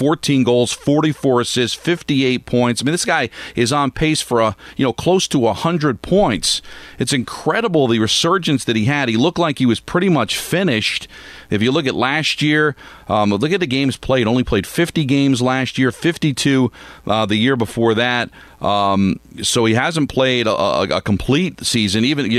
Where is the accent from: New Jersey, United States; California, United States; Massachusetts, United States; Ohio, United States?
New Jersey, United States; Hawthorne; It's in Hawthorne. That's my hometown.